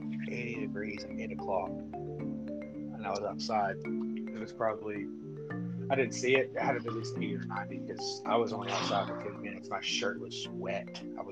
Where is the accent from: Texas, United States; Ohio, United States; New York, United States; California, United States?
Texas, United States; West; moved away; I come from West Texas. That's where I'm from.